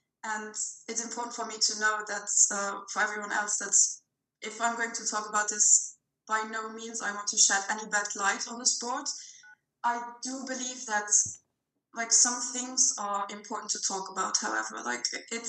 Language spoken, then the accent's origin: English; Luxembourg; moved away as an adult; now in Belgium; I am from Luxembourg, so that is a very small country